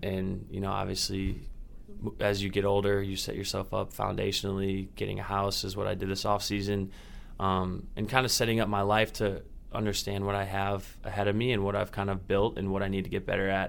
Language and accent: English; Indiana, United States; moved away; I'm from Indiana, so the traveling is a little easier for my family